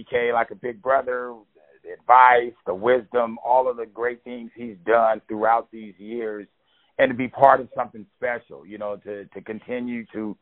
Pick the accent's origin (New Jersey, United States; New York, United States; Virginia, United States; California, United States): California, United States; Oakland; I'm from Oakland, California